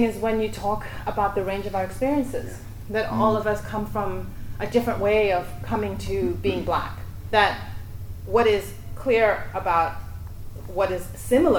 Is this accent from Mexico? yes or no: no; Johannesburg, Gauteng, South Africa; moved away as an adult; now in Australia; I grew up in Africa